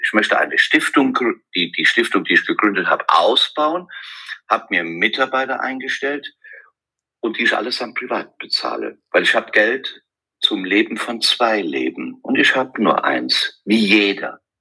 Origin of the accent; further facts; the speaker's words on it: Westerwald, Rhineland-Palatinate, Germany; von meiner Heimat im Westerwald